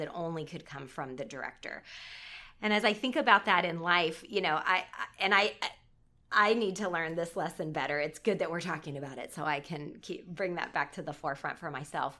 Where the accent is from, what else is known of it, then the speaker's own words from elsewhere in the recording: Southern California, United States; I'm from Southern California